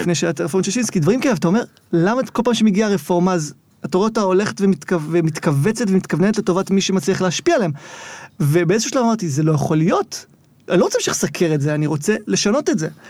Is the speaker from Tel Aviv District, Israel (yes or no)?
no; Zikhron Ya'akov, Haifa District, Israel; born or raised there